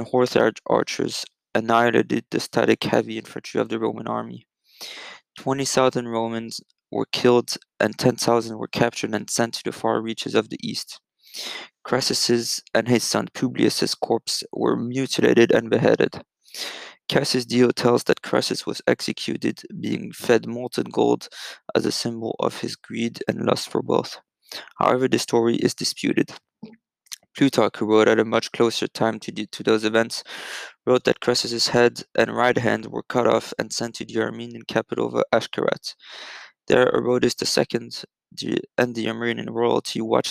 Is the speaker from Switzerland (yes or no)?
yes; Geneva, Switzerland; I'm recording this podcast from my hometown of Geneva, Switzerland.